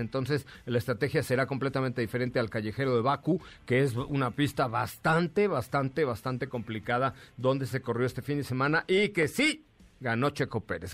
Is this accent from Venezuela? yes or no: no; Mexico; como mexicano